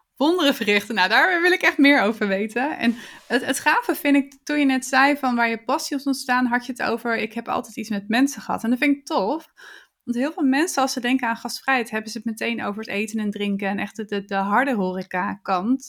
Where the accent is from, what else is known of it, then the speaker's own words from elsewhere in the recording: Netherlands; als Nederlander